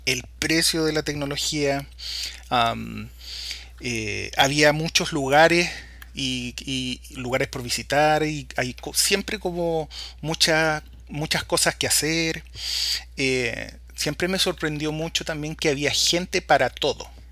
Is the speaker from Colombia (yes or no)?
no; Valparaíso, Chile; moved away as an adult; now in Washington, United States; soy chileno, oriundo de Valparaíso